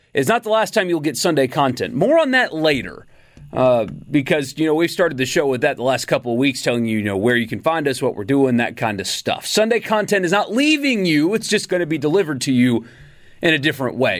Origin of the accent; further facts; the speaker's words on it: Upstate South Carolina, United States; in the upstate where, where I grew up in South Carolina